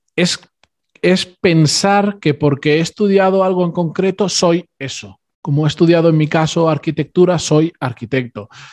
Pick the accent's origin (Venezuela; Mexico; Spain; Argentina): Spain; mis padres y mis hermanos son argentinos, yo soy el único que, que ya nací en España